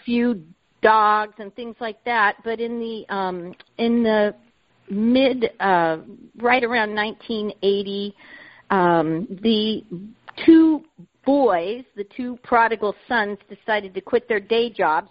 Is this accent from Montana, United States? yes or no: no; Southern California, United States; moved away; I grew up in Southern California